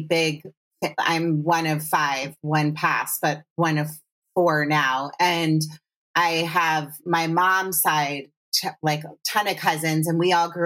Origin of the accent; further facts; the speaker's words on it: Potomac, Maryland, United States; moved away; I didn't grow up in D.C., I grew up in Potomac, Maryland.